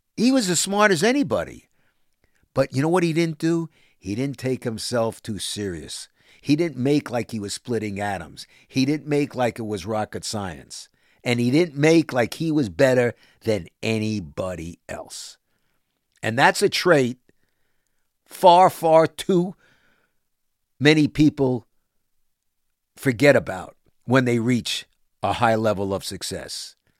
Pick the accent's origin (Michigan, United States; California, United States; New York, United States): New York, United States; New York City; I'm from Brooklyn.